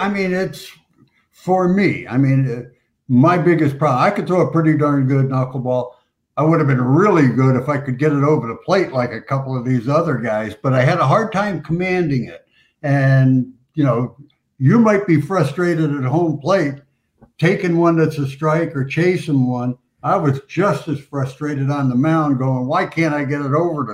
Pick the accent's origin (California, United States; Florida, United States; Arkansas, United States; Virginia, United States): Florida, United States; Hialeah; So I grew up in Hialeah, Florida, went to Hialeah High School, get a chance to pitch for that team.